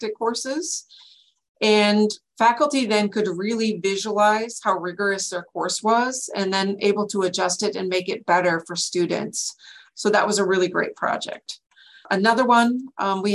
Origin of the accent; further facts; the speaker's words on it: North Dakota, United States; moved away as an adult; now in Washington, United States; I'm a transplant from North Dakota, where I got my bachelor's in science in nursing